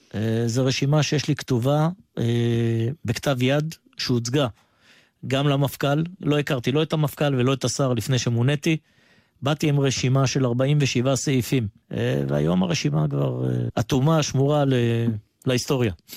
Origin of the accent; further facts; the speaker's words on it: Ashkelon, Southern District, Israel; הייתי מאוד פעיל במשמר האזרחי באשקלון, הייתי מפקד בסיס הפעלה כבר בגיל 17.